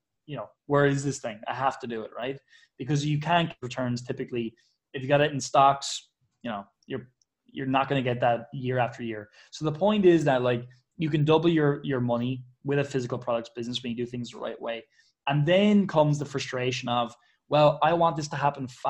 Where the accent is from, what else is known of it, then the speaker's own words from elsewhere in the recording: Ireland; I'm Irish